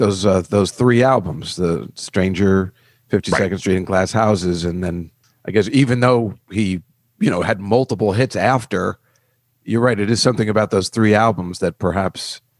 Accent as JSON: {"language": "English", "region": "New Jersey", "country": "United States", "tie": "born or raised there", "said": "I grew up in New Jersey."}